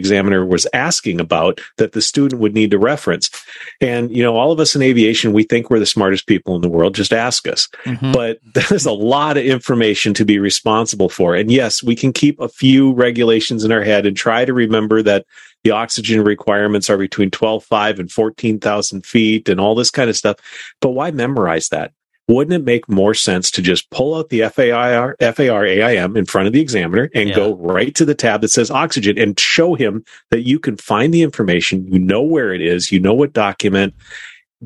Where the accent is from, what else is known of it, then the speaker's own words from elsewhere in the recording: Minnesota, United States; I am a Minnesotan by nature.